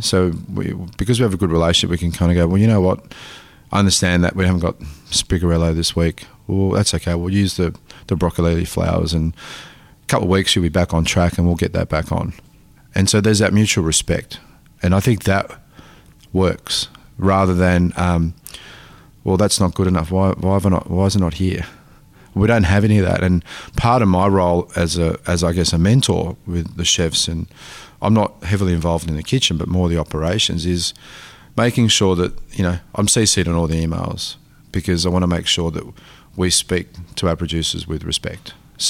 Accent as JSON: {"language": "English", "region": "Tasmania", "country": "Australia", "tie": "born or raised there", "said": "I come from a family of farmers in Italy, like, and, you know, growing up in Tasmania, like, our backyard was like being in Naples."}